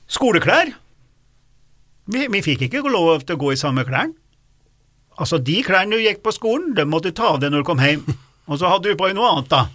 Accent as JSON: {"language": "Norwegian", "town": "Dombås", "region": "Innlandet", "country": "Norway", "tie": "born or raised there", "moved": "yes", "said": "der jeg vokste opp, på Dombås"}